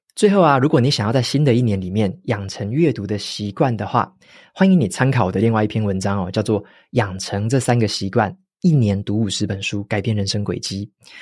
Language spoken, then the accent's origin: Chinese; Taiwan; 身为台湾人的我们